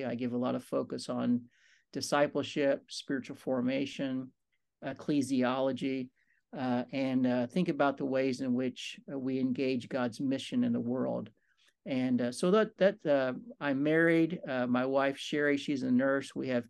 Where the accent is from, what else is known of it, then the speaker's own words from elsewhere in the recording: Kentucky, United States; now in San Diego, United States; I grew up actually in Kentucky. I grew up in a very good Christian family. I did not grow up in the Church of the Nazarene, which I'm a part of now, but kind of a small Christian denomination there.